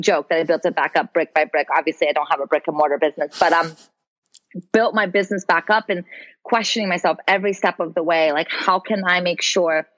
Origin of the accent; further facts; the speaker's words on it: Brazil; now in United States; I'm an immigrant also. I'm from Brazil.